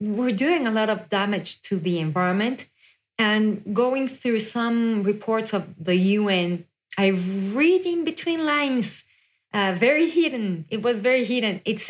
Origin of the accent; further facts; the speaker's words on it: Mexico City, Mexico; moved away as an adult; now in United States; I was born and raised in Mexico City, and then I moved to the U.S. around 7 years ago